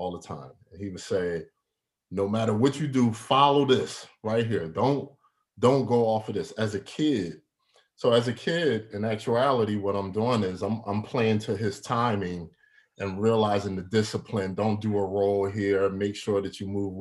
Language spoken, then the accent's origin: English; Philadelphia, Pennsylvania, United States; Born and raised in Philadelphia.